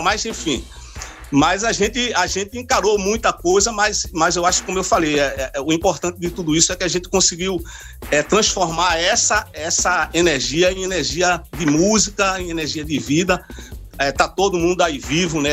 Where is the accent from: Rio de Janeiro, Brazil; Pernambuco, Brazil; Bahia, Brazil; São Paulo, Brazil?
Pernambuco, Brazil; a gente como brasileiro, como pernambucano